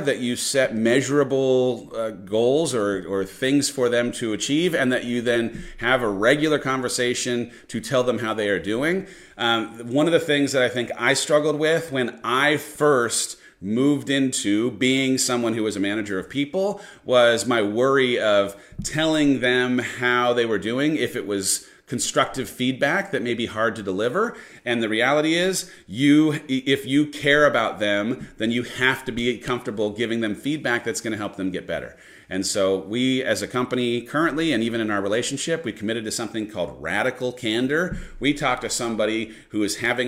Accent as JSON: {"language": "English", "town": "San Clemente", "region": "California", "country": "United States", "tie": "born or raised there", "moved": "yes", "said": "I grew up in San Clemente, which is about 60 minutes from where San Diego is"}